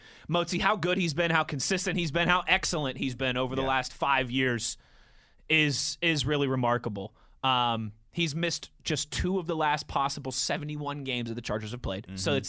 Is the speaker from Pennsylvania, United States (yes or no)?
yes; Pittsburgh, Pennsylvania, United States; I mean, I love Pittsburgh. It's my hometown.